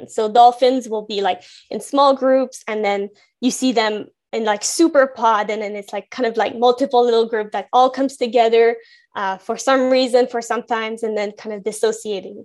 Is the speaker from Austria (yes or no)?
no; Gatineau, Quebec, Canada; moved away; I grew up in Gatineau in Quebec